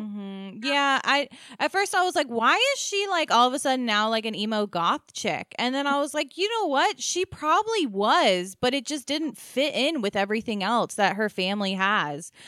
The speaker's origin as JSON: {"language": "English", "region": "Maryland", "country": "United States", "said": "we are from Maryland"}